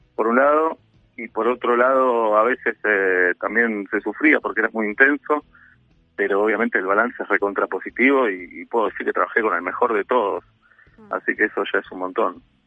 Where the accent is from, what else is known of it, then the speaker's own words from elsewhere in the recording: Buenos Aires, Argentina; amo Buenos Aires y me gusta ser porteño